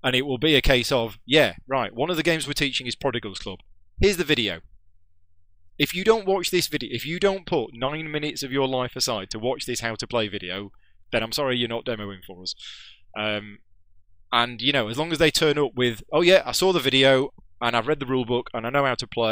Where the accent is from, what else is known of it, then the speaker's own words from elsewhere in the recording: the north of England, United Kingdom; accent: northern; moved away as an adult; I've been down here for 6 years now, but... from all the people down here, I'm still northern